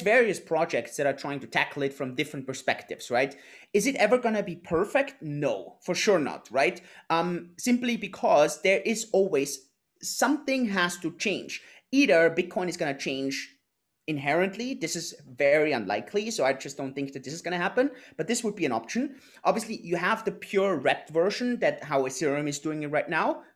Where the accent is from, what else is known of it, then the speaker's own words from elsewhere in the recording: Innsbruck, Tyrol, Austria; moved away; also born or lived in Lake Garda, Italy; I'm originally from Austria, uh, from Innsbruck, um, a little town in the mountains